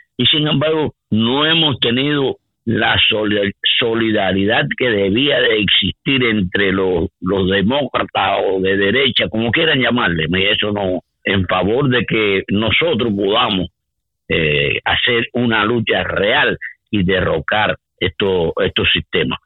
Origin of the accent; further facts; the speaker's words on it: Cuba; now in United States; nosotros como cubanos